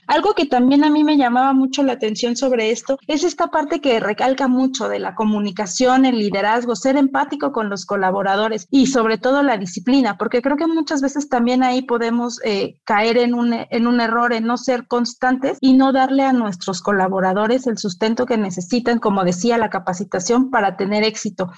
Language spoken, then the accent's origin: Spanish; Mexico; como mexicanos